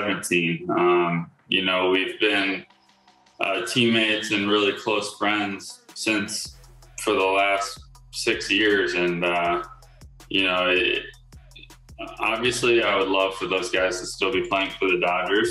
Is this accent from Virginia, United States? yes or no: yes; Virginia Beach, Virginia, United States; moved away as an adult; now in Los Angeles, United States; Virginia Beach, my hometown